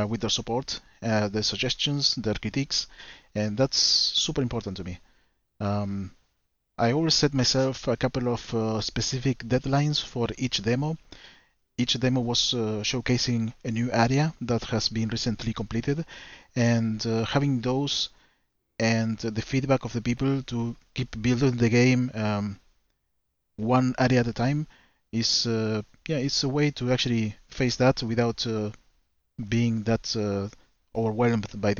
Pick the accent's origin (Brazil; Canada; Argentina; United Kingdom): Argentina; I'm from Argentina